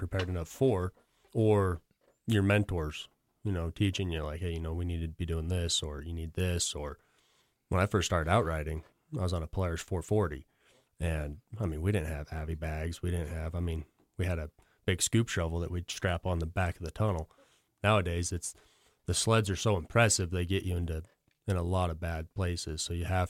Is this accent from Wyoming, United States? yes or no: yes; Star Valley, Wyoming, United States; born and raised in Star Valley, lived there my whole life, so 30 years.